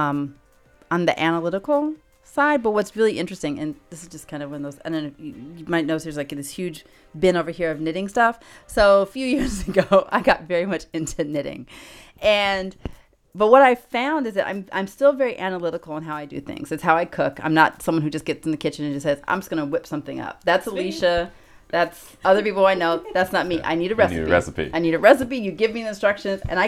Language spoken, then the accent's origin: English; Los Angeles, California, United States; also born or lived in Chicago; I'm from Los Angeles, but I lived in Chicago for about 5 years.